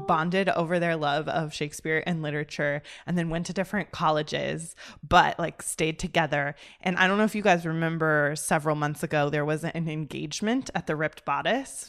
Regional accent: United States; also born or lived in Oxford; as an American

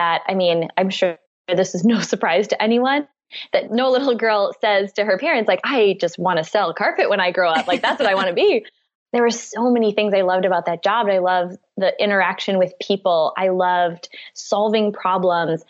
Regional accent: Wisconsin, United States; I grew up in the Midwest. I went to college in Wisconsin, where I'm originally from.

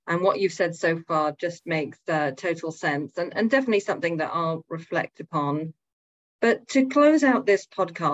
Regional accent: United Kingdom; I'm British

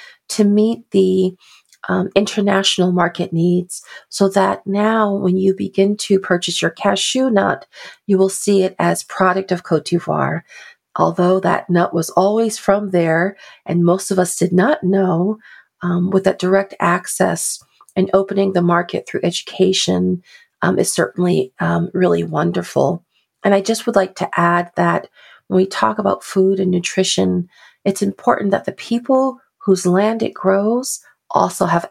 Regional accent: New Haven, Connecticut, United States; I am African American, and I was born and raised in New Haven, Connecticut

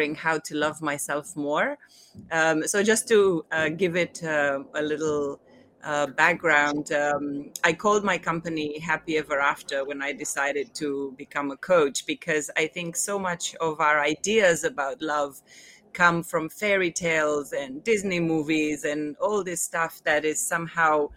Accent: Romania; now in Hong Kong; I was born in Romania a long time ago.

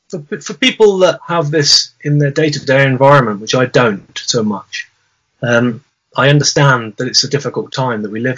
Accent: South West England, United Kingdom; coming right back to the beginning of our conversation about amoebics growing up in Devon

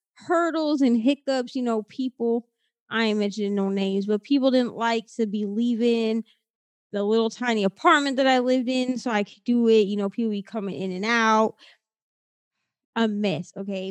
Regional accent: Midwest, United States; now in Florida, United States; I'm from the Midwest. From Iowa, Minnesota

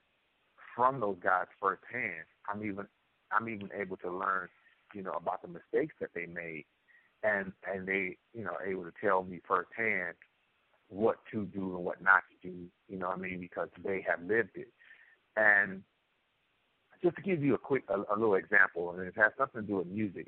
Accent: Cleveland, Ohio, United States; I'm from Cleveland, Ohio

